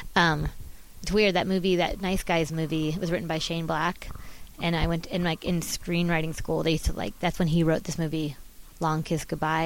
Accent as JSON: {"language": "English", "area": "Orange County", "region": "California", "country": "United States", "said": "I'm from Orange County, but my mom was from Chicago"}